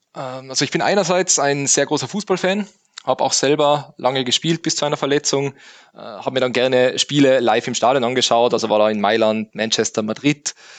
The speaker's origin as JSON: {"language": "German", "region": "Tyrol", "country": "Austria", "tie": "born or raised there", "also_born_or_lived": "Innsbruck", "said": "Also ich bin geboren in Tirol, äh, dann aufgewachsen auf einem Bauernhof"}